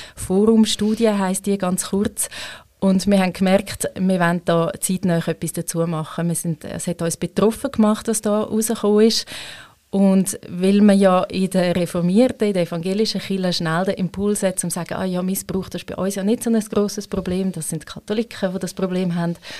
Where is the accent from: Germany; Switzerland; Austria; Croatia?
Switzerland; Ich als Schweizerin